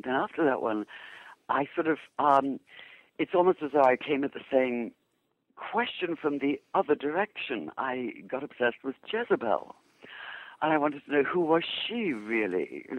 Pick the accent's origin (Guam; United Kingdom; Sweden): United Kingdom; England; moved away as an adult; also born or lived in Jerusalem, Israel / New York, United States; now in Seattle, United States; But I born in England, obviously from my accent, educated in England. Spent 13 years in the Middle East, mainly in Jerusalem. Then 13 years in New York, and now, to my astonishment, a lot more than 13 years in Seattle.